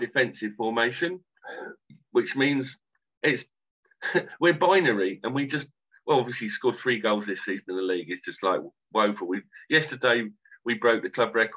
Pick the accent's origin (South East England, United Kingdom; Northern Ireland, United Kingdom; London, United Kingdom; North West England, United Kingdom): South East England, United Kingdom; Canterbury; I'm from Canterbury